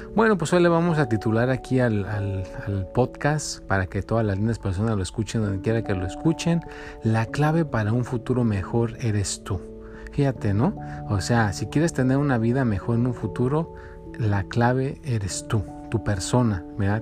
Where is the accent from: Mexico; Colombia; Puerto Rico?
Mexico; now in United States; yo soy de México, por eso digo México